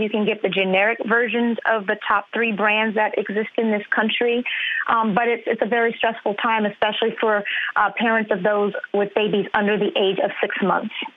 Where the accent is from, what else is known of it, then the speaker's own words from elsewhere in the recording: Louisiana, United States; my home state of Louisiana